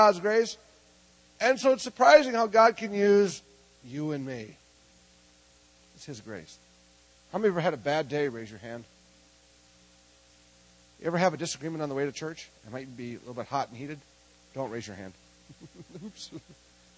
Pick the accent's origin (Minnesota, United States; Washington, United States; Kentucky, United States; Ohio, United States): Minnesota, United States; I'm from Minnesota.